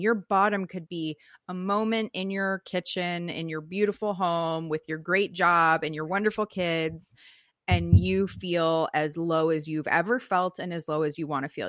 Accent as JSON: {"language": "English", "area": "Silicon Valley, Bay Area", "region": "California", "country": "United States", "tie": "born or raised there", "said": "I grew up in Silicon Valley"}